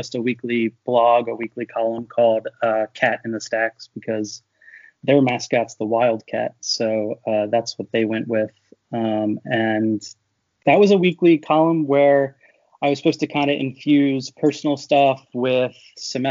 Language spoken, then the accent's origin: English; Philadelphia area, Pennsylvania, United States; I grew up around here